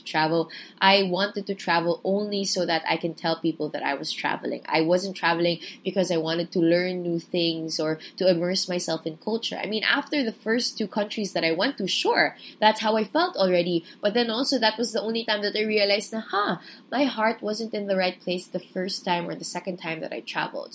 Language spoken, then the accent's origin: English; Philippines; I'm a Filipino